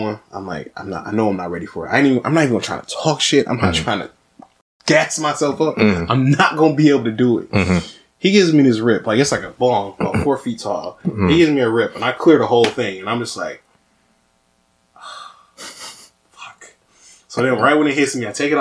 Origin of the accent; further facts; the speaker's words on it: Detroit, Michigan, United States; I'm from Detroit